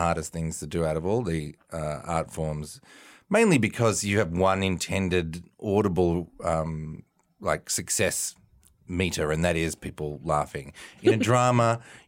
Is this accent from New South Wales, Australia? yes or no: no; Melbourne, Victoria, Australia; So I was born in a little barn in Melbourne, Australia. I grew up in Melbourne.